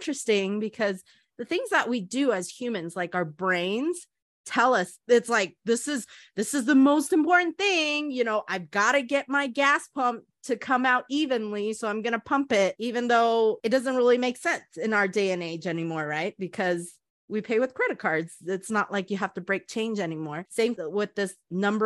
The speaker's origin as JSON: {"language": "English", "country": "Taiwan", "tie": "born or raised there", "moved": "yes", "said": "part of my life, I grew up in Taiwan"}